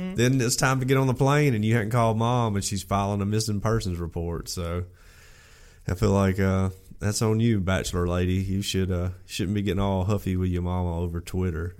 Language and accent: English; Alabama, United States; I grew up in Alabama in and around the woods my whole life.